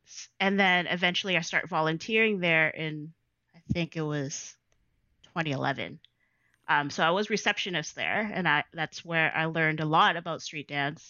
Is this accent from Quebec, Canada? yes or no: no; Toronto, Ontario, Canada; Yes, I am from Jane and Weston. So that's my hood.